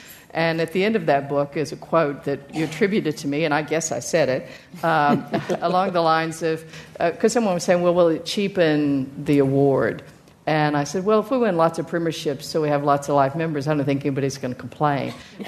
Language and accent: English; United States; moved away as an adult; now in Richmond, Australia; Well, I'm from the United States, and I moved to Richmond in 1989.